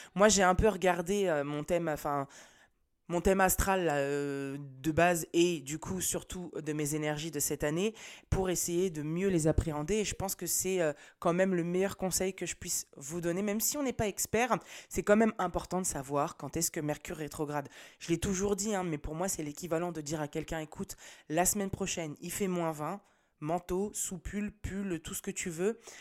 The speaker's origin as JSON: {"language": "French", "town": "Nantes", "region": "Pays de la Loire", "country": "France", "said": "je viens de Nantes"}